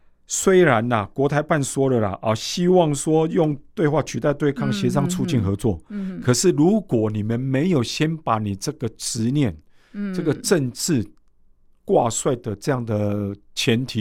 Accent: Taiwan; 嗯我们台湾人反对的，嗯，是共产制度。

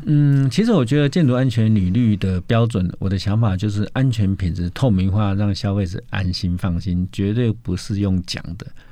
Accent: Taiwan; 我们台湾人

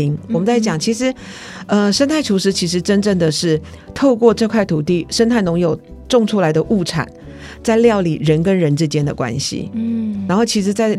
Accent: Taiwan; 身为台湾人，我好幸福，但是这个幸福里面有权利义务。

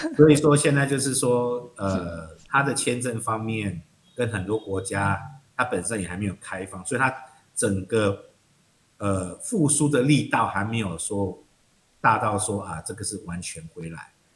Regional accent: Taiwan; moved away as an adult; now in Vietnam; 他其实跟我们台湾人差不多

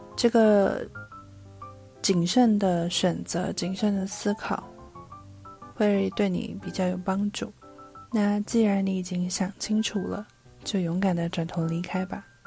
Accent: Taipei, Taiwan; 一个土生土长却常常被误认为是不会讲中文的台北人

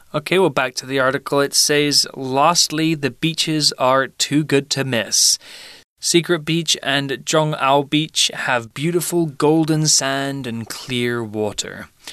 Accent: United Kingdom; I'm British

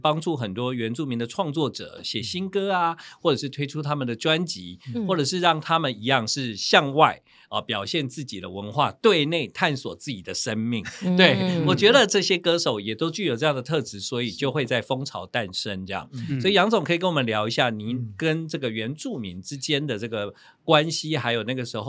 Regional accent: Taiwan; 对我们台湾人来说呢，是非常在我们生活里面的一个发行了。

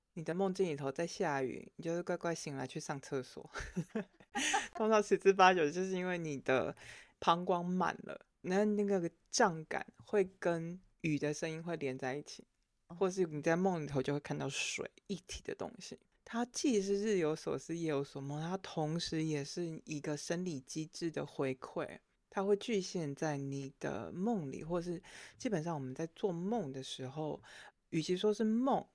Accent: Taiwan; 作为一个台湾人，我们毕竟比较是道否哲学系统的

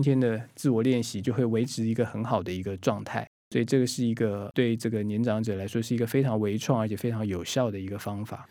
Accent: Taiwan; 我们台湾人、我们华人

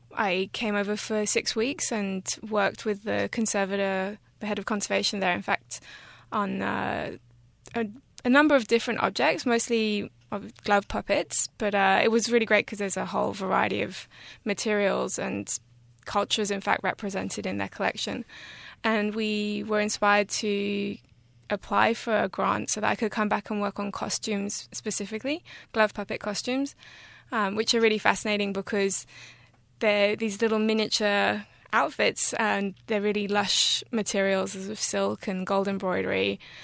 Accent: France; moved away; also born or lived in England / Australia / Taiwan; I was born in England and I grew up in France, and I've lived on and off in Australia, become Australian recently, in fact.

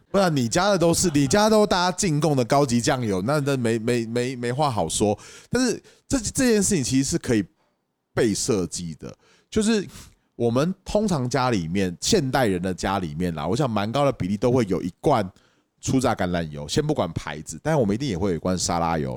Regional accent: Taipei, Taiwan; 我台北人下来了，我在东海大学里面做生意

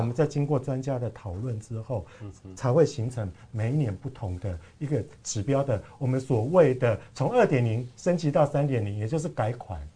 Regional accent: Kaohsiung, Taiwan; 我的家乡，嗯。像像高雄来讲的话

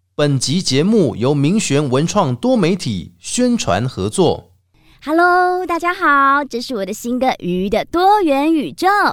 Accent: Huwei, Yunlin County, Taiwan; 我们老家虎尾

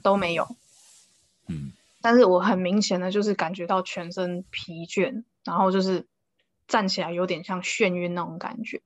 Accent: Taiwan; 我们台湾人

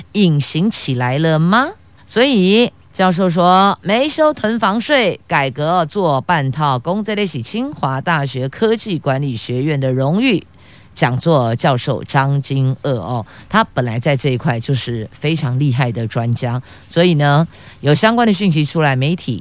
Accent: Taiwan; 还好我们是生在台湾

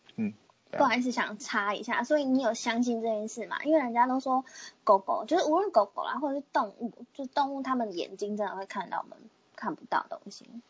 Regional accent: Pingtung County, Taiwan; 我就是屏东人

